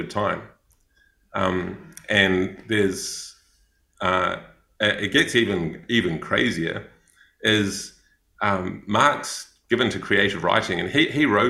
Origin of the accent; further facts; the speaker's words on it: New Zealand; accent: Kiwi; moved away; also born or lived in Thailand / Cambodia; I'm a Kiwi